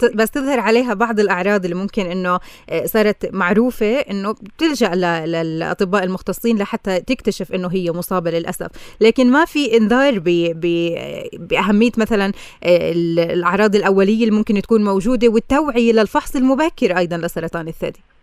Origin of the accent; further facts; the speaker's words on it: Palestine; عنا بكل فلسطين